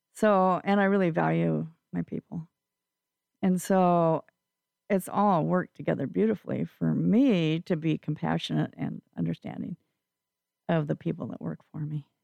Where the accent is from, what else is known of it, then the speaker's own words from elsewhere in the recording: Eastern Washington, United States; moved away as an adult; also born or lived in Spokane, Washington / Moses Lake, Washington; now in Vashon Island, United States; I'm uh, actually from Eastern Washington